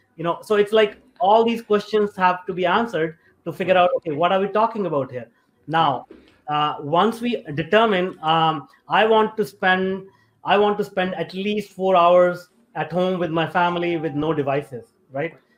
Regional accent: India; moved away as an adult; also born or lived in North America; I grew up in India

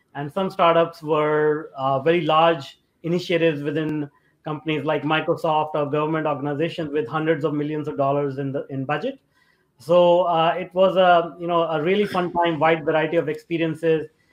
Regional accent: India; moved away as an adult; also born or lived in North America; I grew up in India

